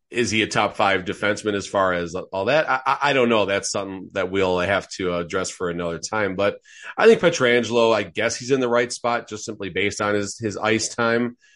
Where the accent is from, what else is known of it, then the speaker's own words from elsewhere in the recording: outside of Chicago, Illinois, United States; growing up outside of Chicago